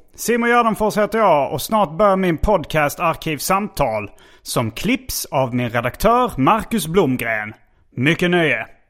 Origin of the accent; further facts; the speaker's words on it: Hjärup, Skåne, Sweden; när jag var liten i Hjärup